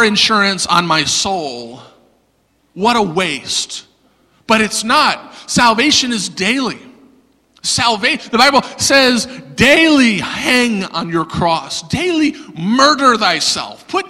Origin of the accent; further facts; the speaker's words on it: the South, United States; I'm from the South